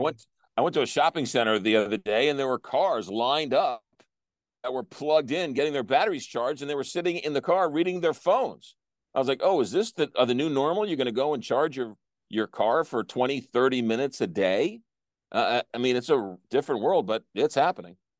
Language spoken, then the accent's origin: English; East Coast, United States; moved away; back in the East Coast, and I grew up with this